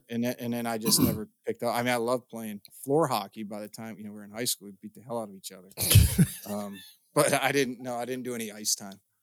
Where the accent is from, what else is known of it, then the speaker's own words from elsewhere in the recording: Midwest, United States; growing up in the Midwest